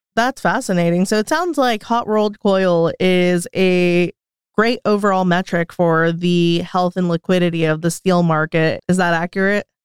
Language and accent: English; United States; moved away; being American